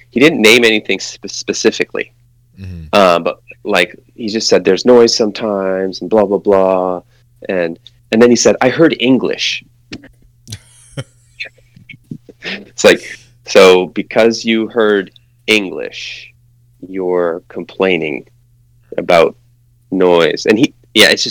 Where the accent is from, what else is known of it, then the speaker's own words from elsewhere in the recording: Maine, United States; moved away; also born or lived in California; But I'm originally from Maine and then moved to California